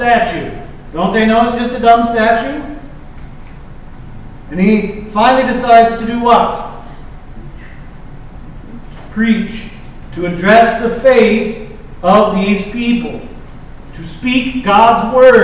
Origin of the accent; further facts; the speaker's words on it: Lincoln, Nebraska, United States; I grew up in Lincoln Public Schools when I was a kid.